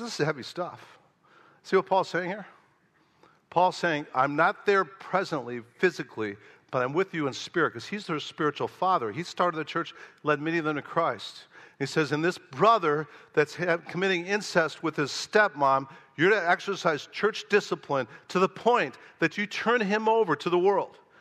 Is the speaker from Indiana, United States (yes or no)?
no; Oak Park, Illinois, United States; moved away; my hometown of Oak Park, Illinois